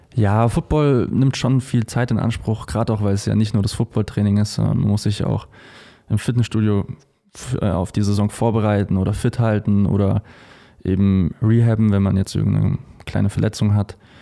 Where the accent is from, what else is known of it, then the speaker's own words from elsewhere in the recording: Munich, Bavaria, Germany; Wir kommen nämlich beide aus München